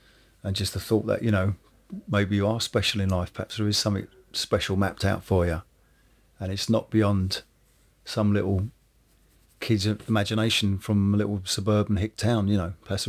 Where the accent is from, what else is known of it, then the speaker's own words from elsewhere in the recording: Woking, South East England, United Kingdom; because I come from Woking, which is a suburban town. I mean, it's only 25 minutes down the road, or 45 minutes down the road from London, but it's still a world away.